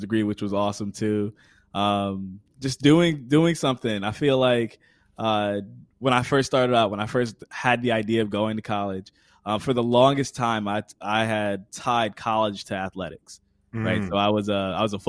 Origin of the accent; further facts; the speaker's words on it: Connecticut, United States; I'm originally from Connecticut. I live in Connecticut now. I work at Quinnipiac University. Born and raised